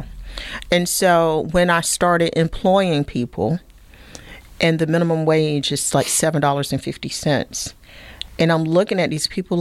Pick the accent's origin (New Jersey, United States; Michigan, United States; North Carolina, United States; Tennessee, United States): North Carolina, United States; Sampson County; moved away as an adult; also born or lived in Durham, North Carolina / Germany; I grew up down in Sampson County, barefoot, dirt road, kind of poor.